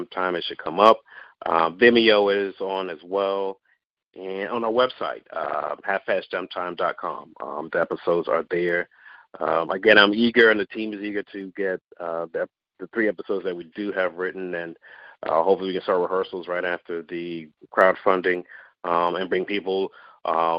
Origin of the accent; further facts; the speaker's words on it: the South, United States; I grew up in the South, so dance is always a part of the family culture